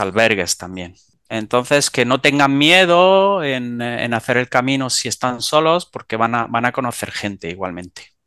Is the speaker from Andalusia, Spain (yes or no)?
yes; Almería, Andalusia, Spain; soy del sur de España, de Almería